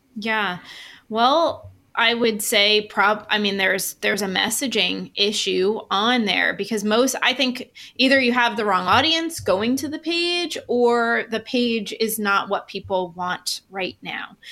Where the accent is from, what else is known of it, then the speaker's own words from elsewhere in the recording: New York, United States; I'm from New York. I'm Italian